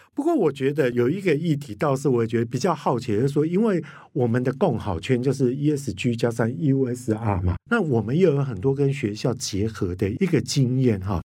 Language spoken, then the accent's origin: Chinese; Kaohsiung, Taiwan; 刚刚提到说寿山动物园，我跟你讲到我的故乡欸